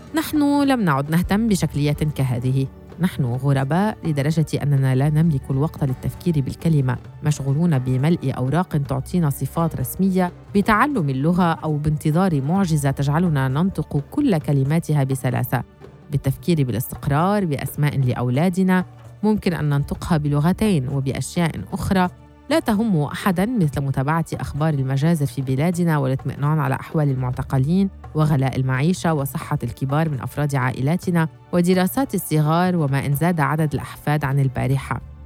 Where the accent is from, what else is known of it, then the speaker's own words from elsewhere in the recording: Damascus, Damascus Governorate, Syria; moved away as an adult; also born or lived in Salamiyah; now in Turkey; من دمشق بما أنني ولدت وكبرت فيها